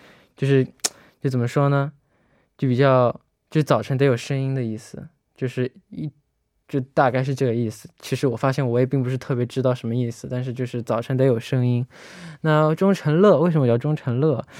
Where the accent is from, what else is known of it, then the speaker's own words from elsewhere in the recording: Malaysia; 乐乐好，